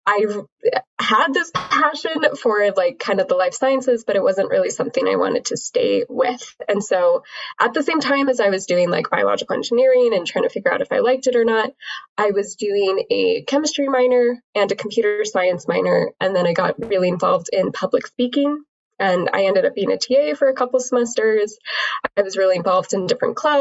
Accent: Utah, United States; I grew up in Utah

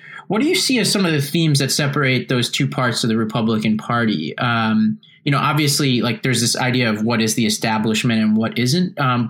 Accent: New York City, New York, United States; where I grew up in Staten Island

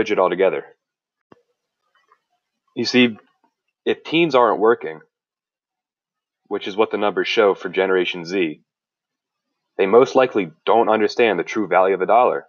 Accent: New Jersey, United States; I'm from South Jersey

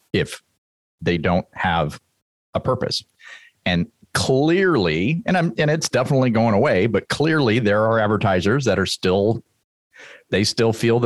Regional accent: San Jose, California, United States; moved away; I grew up in San Jose, California, mm-hmm. Bay Area

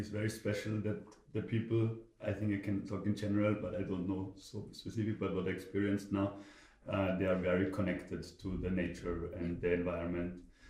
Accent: Austria; I'm from Austria. I'm living there now.

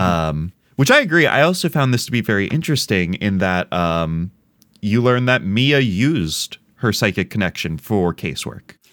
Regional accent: United States; as an American

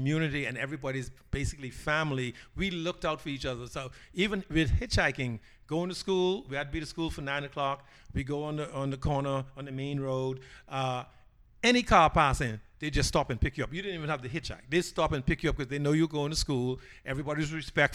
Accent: Nassau, New Providence, Bahamas; also born or lived in Andros, Bahamas; I was born there. I left Andrews at an early age. I probably left Andrews probably 6, 7, because schooling was better in the capital, which is Nassau. And so I went to live with my grandparents in Nassau before Daddy Dos moved to Nassau. And so most of my, I grew up in Nassau

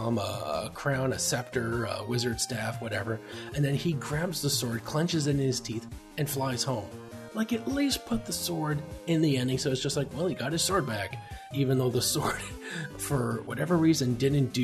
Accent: Canada; We're Canadian

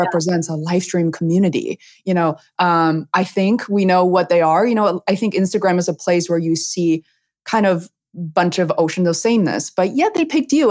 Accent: Beijing, China; moved away; growing up in Beijing, China, also a huge city

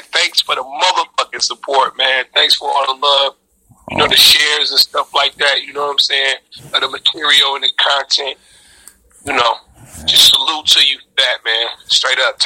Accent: Highland Park, Michigan, United States; also born or lived in Detroit; I grew up in Highland Park, Michigan.

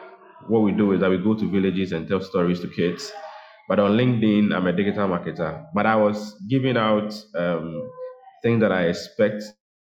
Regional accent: Ghana; from Ghana, Latunje. I'm also in the African continent.

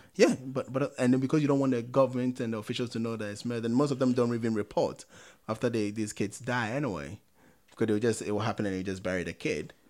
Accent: Ghana; growing up in Ghana

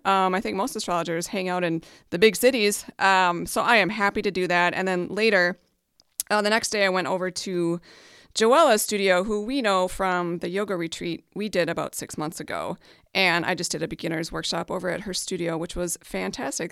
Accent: Hibbing, Minnesota, United States; I went up to my hometown, which is Hibbing, Minnesota, up on the Iron Range

